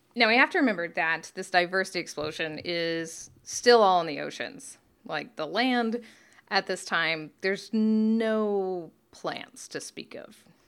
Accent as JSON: {"language": "English", "country": "Canada", "said": "I'm Canadian"}